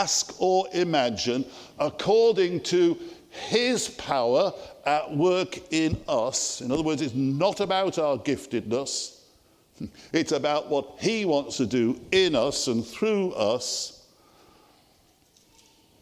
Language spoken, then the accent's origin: English; Liverpool, North West England, United Kingdom; I grew up as a city boy in Toxteth area of Liverpool, just an ordinary guy